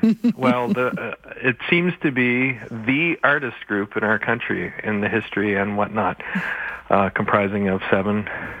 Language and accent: English; Canada